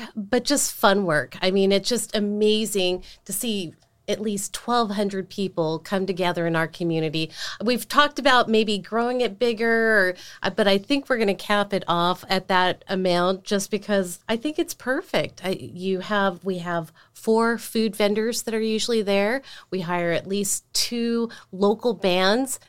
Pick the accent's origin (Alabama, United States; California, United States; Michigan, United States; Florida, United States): California, United States; Salinas; also born or lived in East Coast; I grew up in Salinas all my life